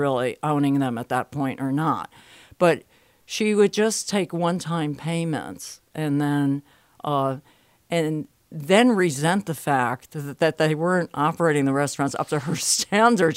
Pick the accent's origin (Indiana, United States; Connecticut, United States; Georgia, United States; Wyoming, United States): Connecticut, United States; Bridgeport; moved away; I'm from Bridgeport, Connecticut originally